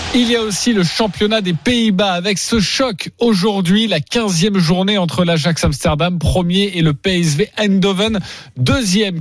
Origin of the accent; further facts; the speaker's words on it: France; chez nous français, chez nous en France